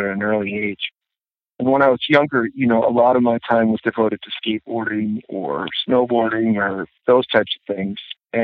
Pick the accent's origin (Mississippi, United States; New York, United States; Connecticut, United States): New York, United States; Syracuse; When I was younger, we were dealing with a lot of environmental stuff in our area.